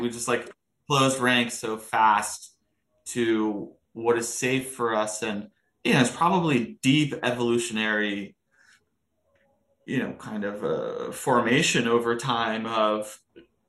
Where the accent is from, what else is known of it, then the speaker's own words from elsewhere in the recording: United States; also born or lived in Morocco / France; growing up here